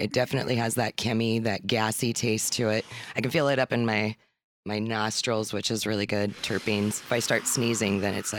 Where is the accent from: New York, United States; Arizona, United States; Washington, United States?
Washington, United States; Shoreline; I am from here, born and raised, Shoreline.